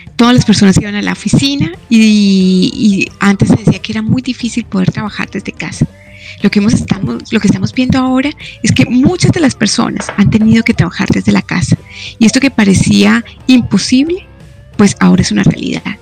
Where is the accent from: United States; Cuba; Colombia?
Colombia; also born or lived in La Plata, Argentina; yo soy colombiana